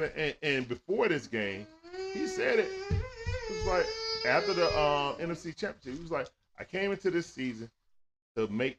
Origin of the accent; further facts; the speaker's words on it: Atlanta, Georgia, United States; When I was a kid, I grew up on Calverton Road. You know what I'm saying? And then when I was out there in the Deccan, my teenage years. But yeah, I grew up all around Atlanta.